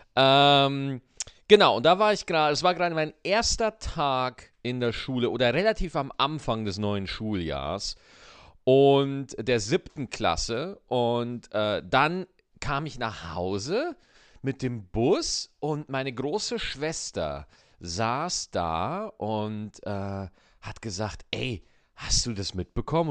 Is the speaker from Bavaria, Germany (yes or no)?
yes; Schwarzach, Bavaria, Germany; Schwarzach in Bayern, wo ich aufgewachsen bin, liegt in der Nähe des Bayerischen Waldes